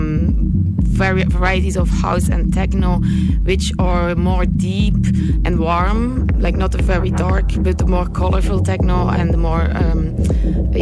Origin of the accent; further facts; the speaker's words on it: Brussels, Brussels-Capital Region, Belgium; I'm from Brussels, Belgium.